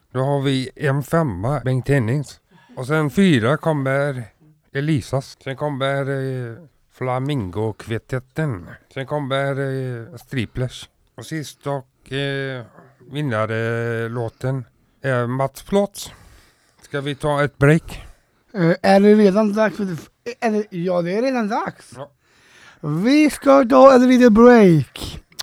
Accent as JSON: {"language": "Swedish", "town": "Gothenburg", "region": "Västra Götaland", "country": "Sweden", "said": "jag är göteborgare från en, eh, ort lite utanför. Heter Frölunda."}